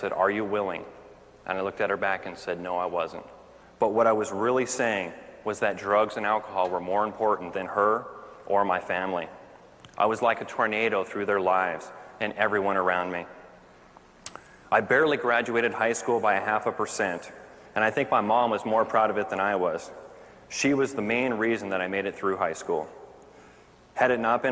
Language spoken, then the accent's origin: English; Orange County, California, United States; I grew up right here in Orange County